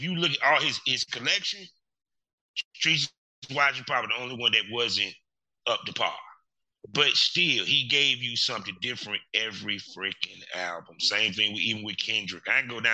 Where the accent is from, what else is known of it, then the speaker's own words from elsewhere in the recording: North Carolina, United States; I'm from North Carolina